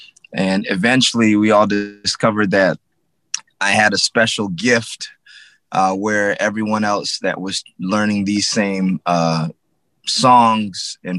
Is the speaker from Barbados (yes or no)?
yes; Barbados; as a teenager growing up in Barbados.